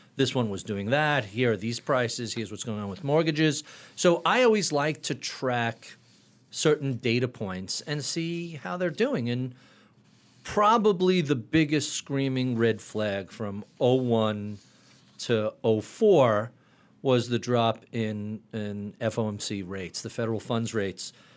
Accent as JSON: {"language": "English", "town": "Plainview", "region": "New York", "country": "United States", "tie": "born or raised there", "lives_now": "Locust Valley, United States", "said": "Grew up in Plainview, Long Island"}